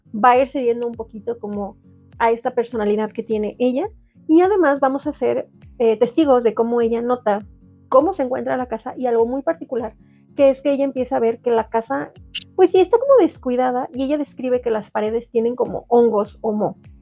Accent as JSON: {"language": "Spanish", "country": "Mexico"}